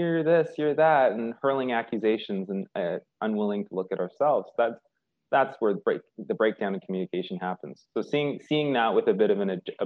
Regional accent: Victoria, British Columbia, Canada; I grew up in Victoria, a little on Vancouver Island, a little island off the coast of Vancouver

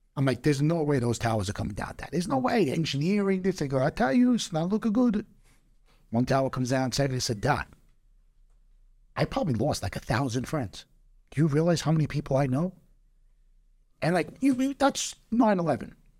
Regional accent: New York, United States; as a New Yorker and as an American

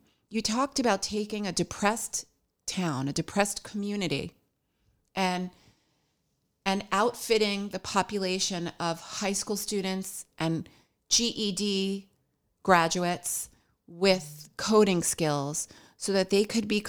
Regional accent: New York, United States; now in Hoboken, United States; But that's true. We are former New Yorkers.

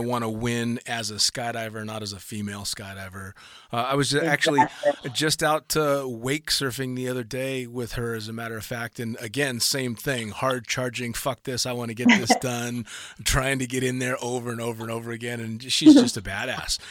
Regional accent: United States; an American tandem instructor

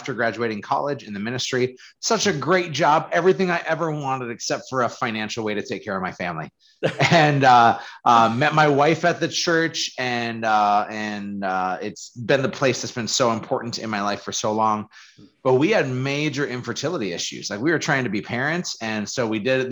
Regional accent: Fargo, North Dakota, United States; who I was growing up in Fargo

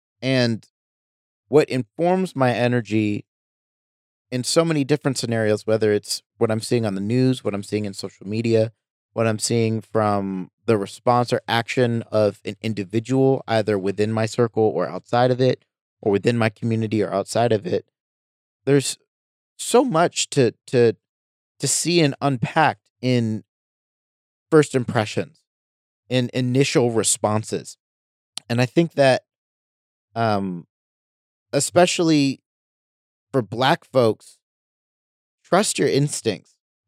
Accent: United States; I'm looking at it in the context that I'm an American.

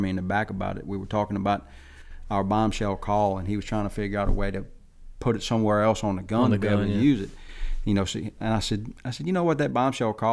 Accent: South Louisiana, United States; also born or lived in Alabama; growing up in South Louisiana

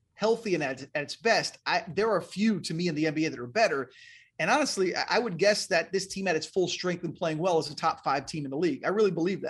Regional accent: West Palm Beach, Florida, United States; also born or lived in New Jersey / Miami / Missoula, Montana; I grew up in West Palm Beach and then Miami

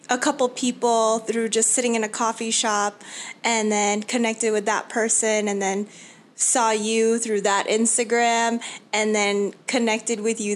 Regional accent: New York City, New York, United States; moved away as an adult; now in Arizona, United States; I was born and raised in New York City, in Queens, and went to college in the Bronx

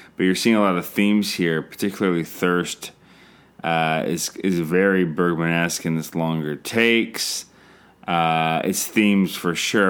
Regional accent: Canada; I'm Canadian filmmaker

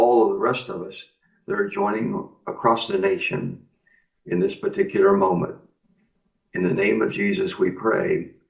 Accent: Kansas, United States; the farm I grew up on in Kansas.

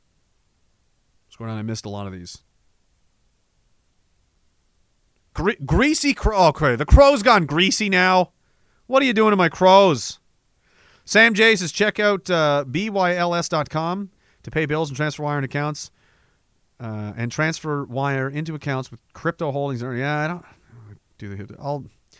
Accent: Eastern Canada, Canada; moved away; also born or lived in Saskatchewan; I'm from Eastern Canada, obviously. That should be clear from listening to my terrible voice.

